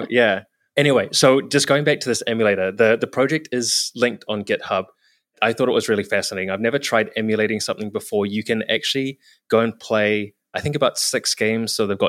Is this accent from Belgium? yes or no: no; New Zealand; like I was from New Zealand, but like I happened to be in San Francisco and Seattle and Vancouver at that time.